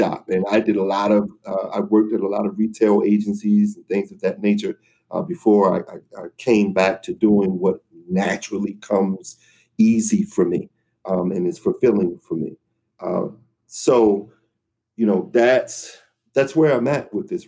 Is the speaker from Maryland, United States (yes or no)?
yes; Baltimore, Maryland, United States; I live in Baltimore and I travel to DC because the pay is much different